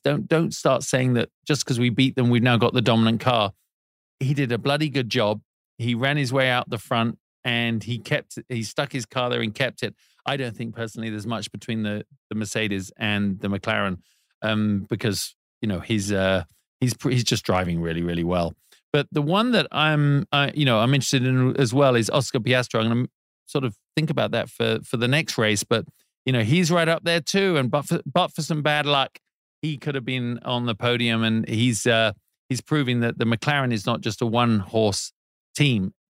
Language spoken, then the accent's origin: English; United Kingdom; As a Brit